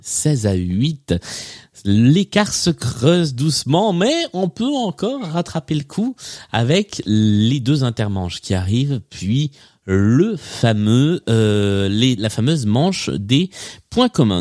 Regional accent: the South, southern France, France; je suis moi-même du Sud

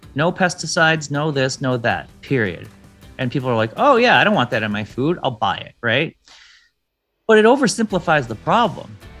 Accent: Detroit, Michigan, United States; I grew up in Detroit

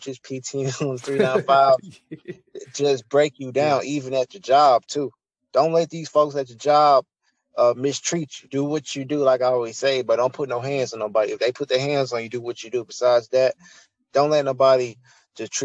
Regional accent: United States; accent: country; I'm country

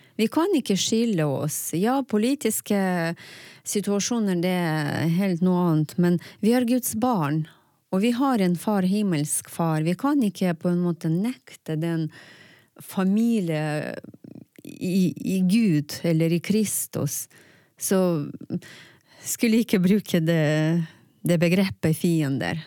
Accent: Ukraine; first language Russian; Norwegian is a second language; moved away as an adult; now in Tromsø, Norway; jeg kommer fra Ukraina for ni år siden

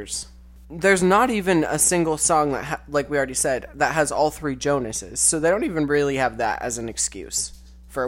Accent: Southern Arizona, United States; we're from Southern Arizona, which is pretty much the opposite

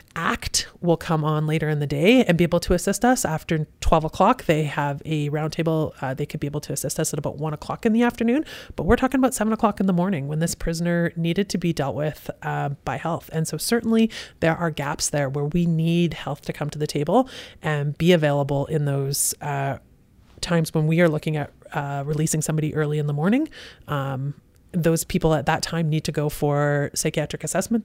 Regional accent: Kelowna, British Columbia, Canada; also born or lived in Vancouver / Sea to Sky; Born and raised in Kelowna. Kelowna General Hospital

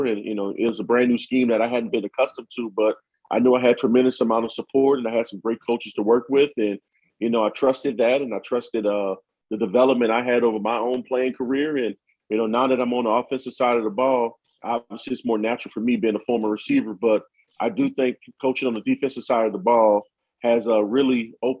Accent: Louisiana, United States; now in Michigan, United States; being a Southerner, being from Louisiana

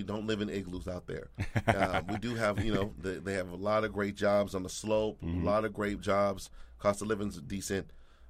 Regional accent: Anchorage, Alaska, United States; moved away; I'm from Anchorage, Alaska, believe it or not.

